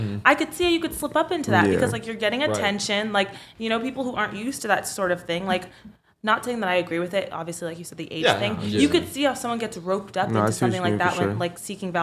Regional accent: Florida, United States; moved away; I'm from Florida.

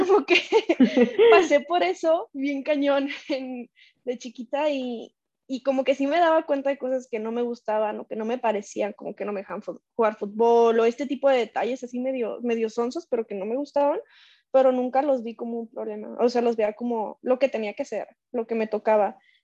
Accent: Colima, Mexico; en nuestro estado que somos de Colima

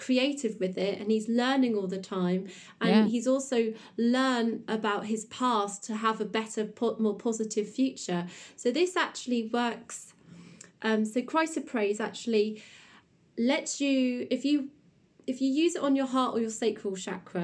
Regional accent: South West England, United Kingdom; we are from the Southwest in England

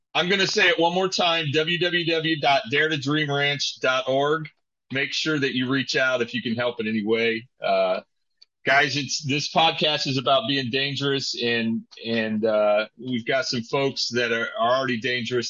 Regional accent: Indiana, United States; moved away; I grew up in Indiana, so there was plenty of hay there

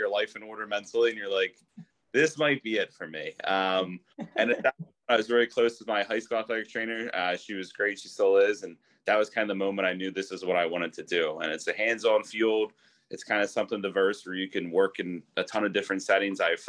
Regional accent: Philadelphia, Pennsylvania, United States; also born or lived in Norfolk, Virginia; where I grew up in Northeast Philly and Frankfurt.

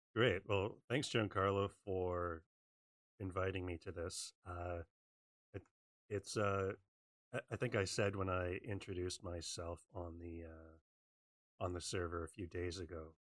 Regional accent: Western Canada, Canada; I'm from Canada. I grew up in Western Canada.

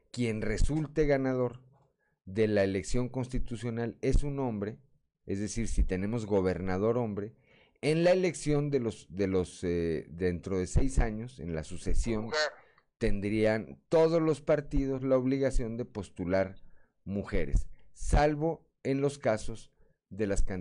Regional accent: Atizapán de Zaragoza, State of Mexico, Mexico; born there; resulta que ya no nací en la Ciudad de México, sino en Atizapán de Zaragoza, Estado de México.

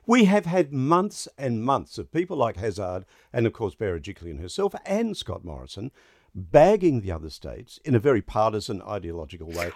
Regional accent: Brisbane, Queensland, Australia; you and I both probably, growing up in Brisbane

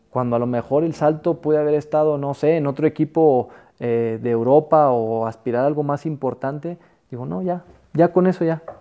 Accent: Mexico; los jugadores que, que a mí me tocaron, nosotros como mexicanos

